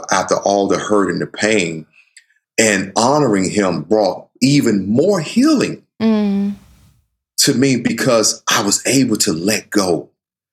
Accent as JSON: {"language": "English", "region": "the South", "country": "United States", "tie": "born or raised there", "said": "I grew up in the South where, you know, I have a sister who's light skinned"}